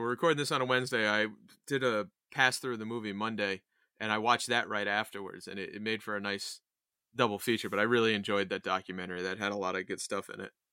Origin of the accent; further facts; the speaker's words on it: Poughkeepsie, New York, United States; I was born in Poughkeepsie